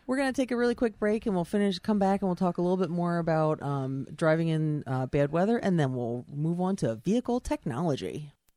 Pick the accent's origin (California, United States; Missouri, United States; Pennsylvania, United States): Pennsylvania, United States; Oley and Pricetown Road; I grew up out in Ole and Pricestown Road